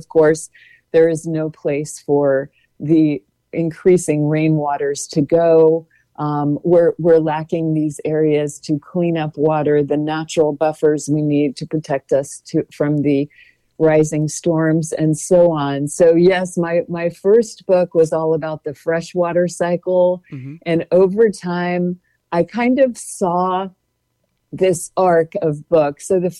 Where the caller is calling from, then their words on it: Gainesville, Florida, United States; I should say I'm dialing in from Gainesville, everyone.